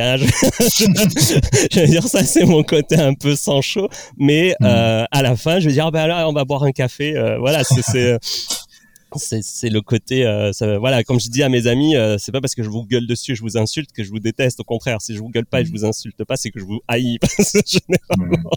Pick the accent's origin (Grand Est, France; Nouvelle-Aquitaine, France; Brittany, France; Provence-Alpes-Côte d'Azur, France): Provence-Alpes-Côte d'Azur, France; La Ciotat; moved away as an adult; also born or lived in Nantes; je suis originaire du sud de Marseille, donc enfin à côté de Marseille, de La Ciotat. Donc je, suis parti vivre à Nantes